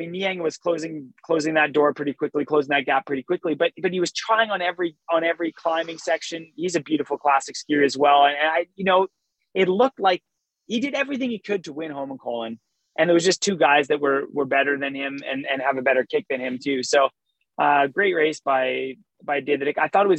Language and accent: English; Canada; But as a Canadian meeting the king, you know, you're just so in shock